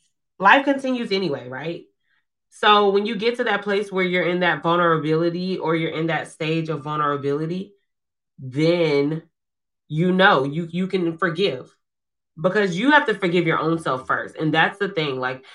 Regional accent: Georgia, United States; I'm from Georgia. Georgia, baby. Where you from? Georgia. I'm just kidding. It's Georgia. I'm a peach. I'm a peach.

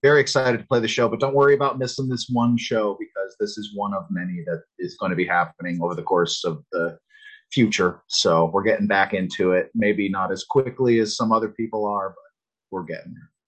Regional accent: Connecticut, United States; I, I'm from the Northeast. I grew up in Connecticut

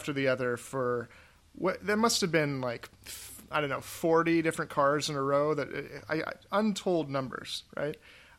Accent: the South, United States; I'm a Southerner, true and true.

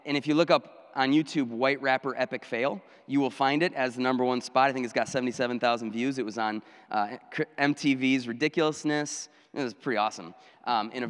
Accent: Minocqua, Wisconsin, United States; moved away as an adult; now in Janesville, United States; I went back up to my hometown of Minocqua, and I was youth pastor there

